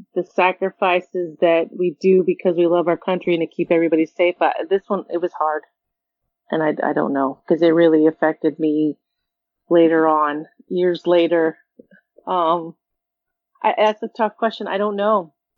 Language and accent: English; California, United States; I was raised in California